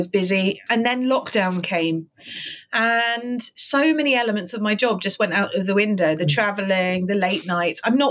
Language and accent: English; London, United Kingdom; I'm a Londoner, born and bred